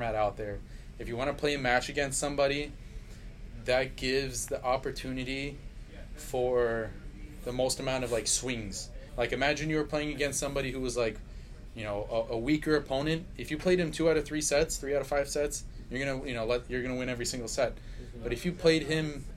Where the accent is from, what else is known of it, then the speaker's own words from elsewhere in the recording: New York City, New York, United States; Growing up in New York City